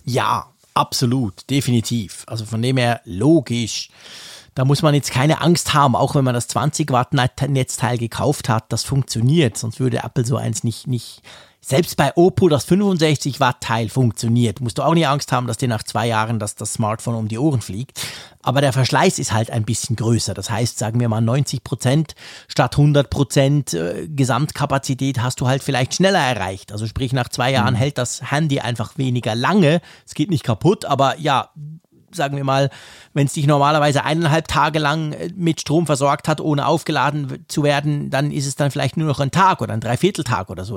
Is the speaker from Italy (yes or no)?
no; Switzerland; Als Schweizer